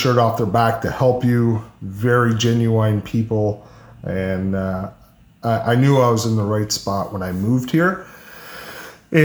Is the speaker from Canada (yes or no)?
yes; Cape Breton, Nova Scotia, Canada; also born or lived in Charlottetown, Prince Edward Island / western Prince Edward Island; now in Prince Edward Island, Canada; I'm originally from Cape Breton